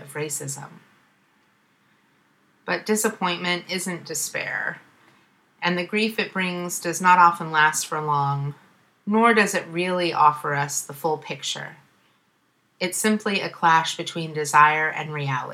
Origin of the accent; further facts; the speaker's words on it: Ohio, United States; moved away as an adult; now in Oakland, United States; the white supremacy in my home state